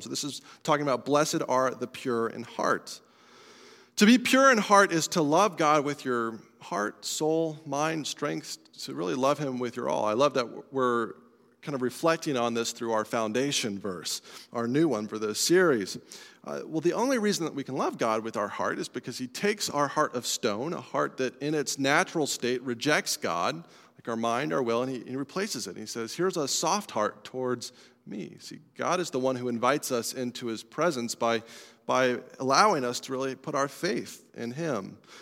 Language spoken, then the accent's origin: English; Colorado, United States; moved away; I'm from Colorado